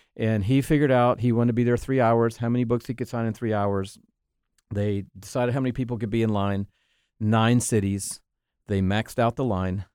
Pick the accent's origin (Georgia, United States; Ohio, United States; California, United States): Georgia, United States; Atlanta; also born or lived in Texas; I grew up in Atlanta, Georgia